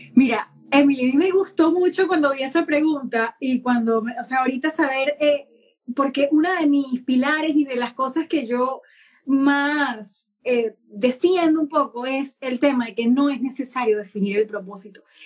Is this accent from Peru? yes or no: no; Venezuela; now in United Kingdom; soy venezolana y vivo en el Reino Unido